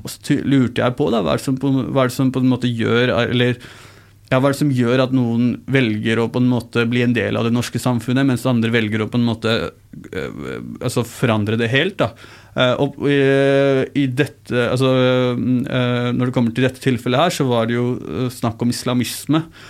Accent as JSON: {"language": "Norwegian", "region": "Oslo", "country": "Norway", "tie": "born or raised there", "first_language": "Urdu", "said": "der jeg vokste opp, så Eh, på Mortensrud"}